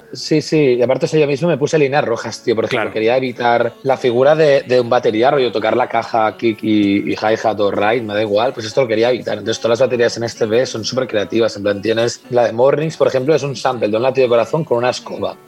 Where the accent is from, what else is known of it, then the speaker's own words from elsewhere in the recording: Spain; moved away as an adult; also born or lived in Madrid; now in London, United Kingdom; en España tenemos una calidad de vida